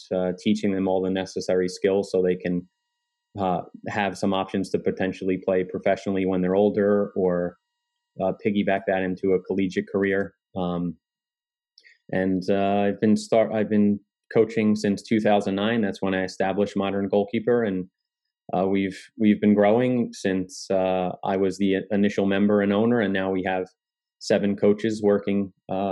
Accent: Kearny, New Jersey, United States; So I grew up in Kearney, New Jersey.

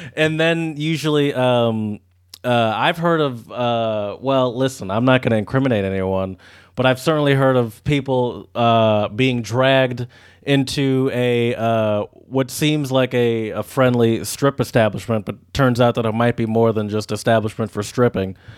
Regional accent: United States; as an American

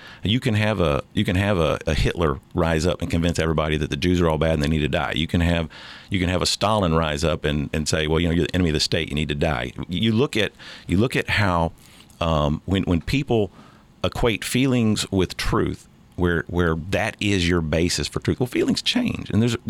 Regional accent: United States; And I make no bones about the fact that I'm an American first.

